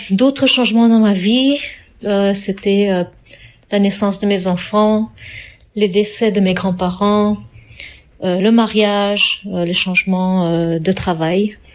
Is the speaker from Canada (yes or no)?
yes; Canada; born there; also born or lived in Africa / Europe; je suis d'origine indienne, je suis née au Canada, mais j'ai habité en Afrique, en Europe et enfin je suis revenue dans mon pays natal ici au Canada.